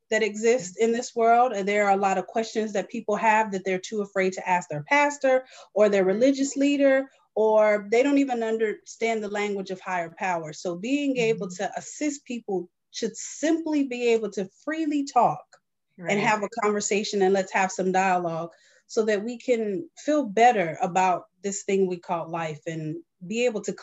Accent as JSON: {"language": "English", "region": "North Carolina", "country": "United States", "also_born_or_lived": "Delaware / Maryland", "moved": "yes", "said": "I am originally from North Carolina, so I'm very much Southern"}